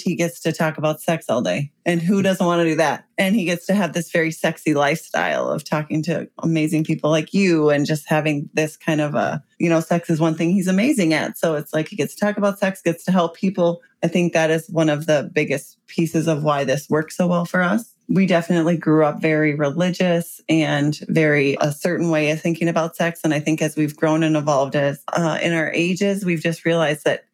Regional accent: Midwest, United States; we're from the Midwest

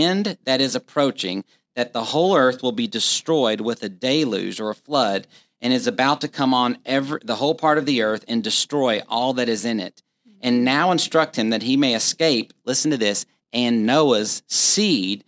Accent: Texas, United States; as a Texan

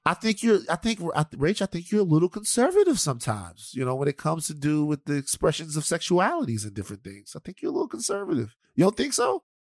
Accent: the South, United States; I'm from the South

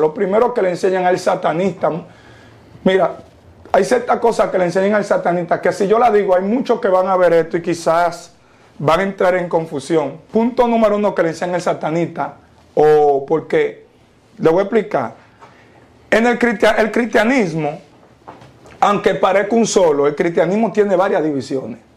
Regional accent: Dominican Republic; soy nacido y criado en República Dominicana, claro está, con padres y madres haitianos

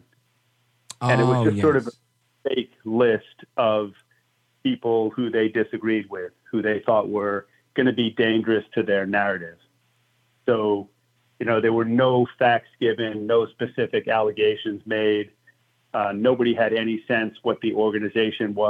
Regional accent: United States; we as the American people

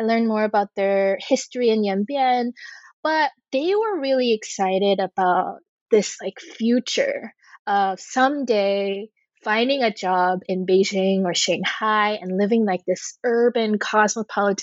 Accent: New Jersey, United States; I was born and raised in New Jersey as a second generation Korean American

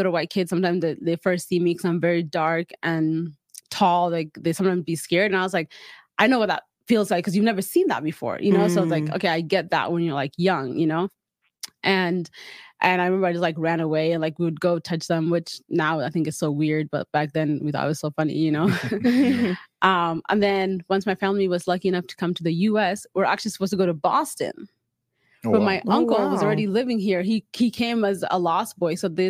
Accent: Kakuma, Turkana County, Kenya; But when I was growing up in Kakuma, life there was like normal, but I didn't know that I was living in poverty

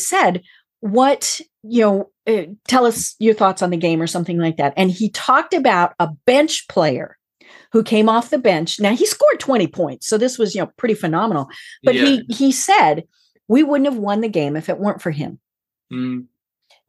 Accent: Colorado, United States; I am from Colorado

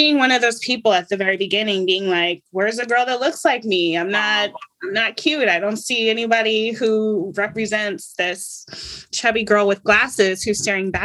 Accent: Stone Mountain, Georgia, United States; also born or lived in Brooklyn, New York; living in Stone Mountain, Georgia, which sounds really country and rural, but it's actually, let's say 30 minutes outside of Atlanta proper

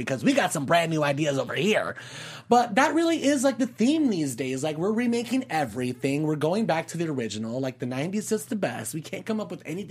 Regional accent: Las Vegas, Nevada, United States; I'm from Vegas

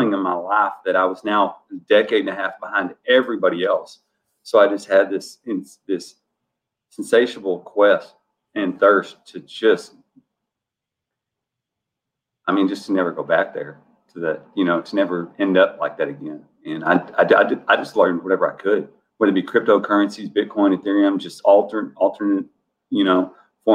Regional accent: Dallas County, Texas, United States; moved away; I grew up not quasi-inner city of Dallas. I'm from Dallas County, not Dallas proper. It's a smaller city on the outskirts of Dallas.

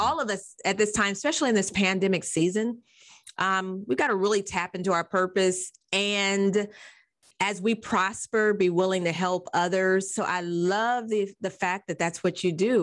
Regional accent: Nebraska, United States; I grew up in Nebraska

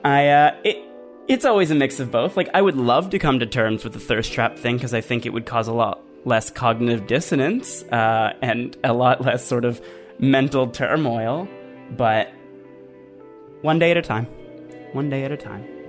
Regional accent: Canada; I'm Canadian

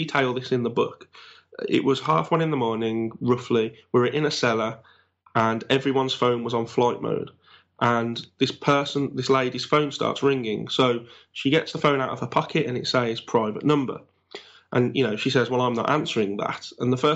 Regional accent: Black Country, West Midlands, United Kingdom; accent: Black Country; my accent basically is known as a black country accent for the area that I'm

